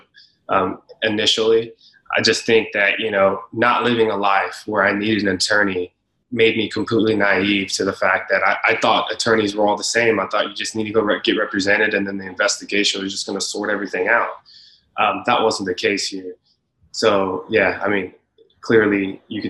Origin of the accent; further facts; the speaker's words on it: Leander, Texas, United States; we grew up in Leander, Texas, which is north of Austin